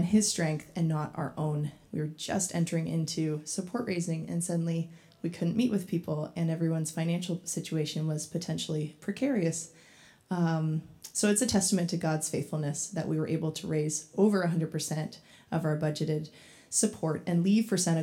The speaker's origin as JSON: {"language": "English", "town": "Owen Sound", "region": "Ontario", "country": "Canada", "tie": "born or raised there", "said": "I grew up in Owen Sound"}